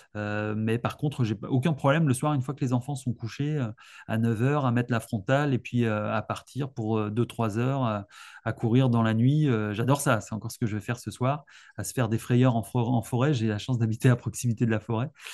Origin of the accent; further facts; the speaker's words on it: Alsace, Grand Est, France; moved away as an adult; now in Lyon, France; je suis originaire d'Alsace. Je suis arrivé il y a 15 ans.